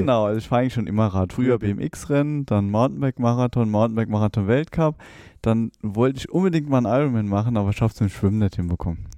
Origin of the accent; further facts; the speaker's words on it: near Trier, Rhineland-Palatinate, Germany; moved away as an adult; also born or lived in Saarbrücken; now in Rhein-Main area, Germany; ich komme aus der Nähe von Trier, bin dann nach Saarbrücken gegangen